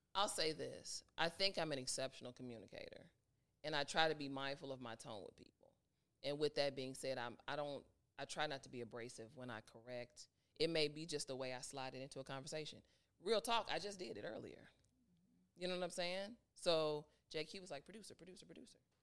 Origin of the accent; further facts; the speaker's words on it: Chicago, Illinois, United States; moved away as an adult; now in Atlanta, United States; back home in Chicago